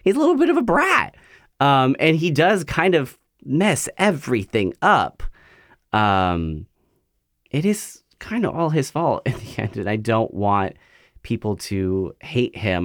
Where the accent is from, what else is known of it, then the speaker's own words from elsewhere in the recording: Central Valley of California, United States; moved away as an adult; now in Portland, United States; I grew up in the Central Valley of California, and it's a, I guess it's a smaller, kinda like, cow town, agricultural town.